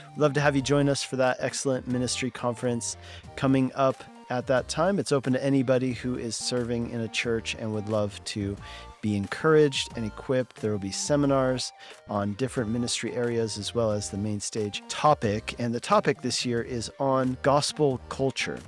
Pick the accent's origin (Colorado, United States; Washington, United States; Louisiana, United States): Colorado, United States; moved away as an adult; Colorado where I grew up